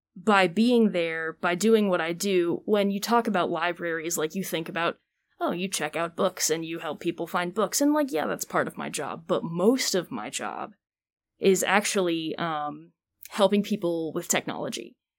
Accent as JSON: {"language": "English", "town": "Greensboro", "region": "North Carolina", "country": "United States", "tie": "born or raised there", "also_born_or_lived": "Georgia", "said": "I'm originally born and raised Greensboro"}